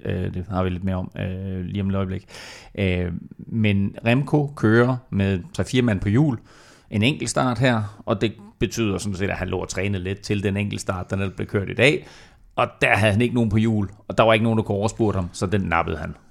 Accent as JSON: {"language": "Danish", "country": "Denmark"}